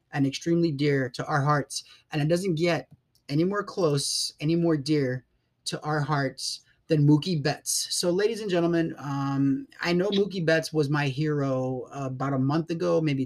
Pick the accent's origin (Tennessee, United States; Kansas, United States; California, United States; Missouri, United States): California, United States; Coachella Valley; I grew up in the Coachella Valley